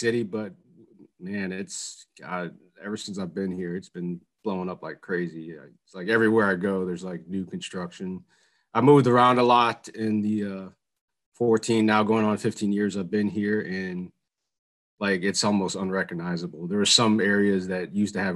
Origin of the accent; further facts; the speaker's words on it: New Orleans, Louisiana, United States; moved away as an adult; now in Houston, United States; I live in Houston now, but I was born and raised in New Orleans, Louisiana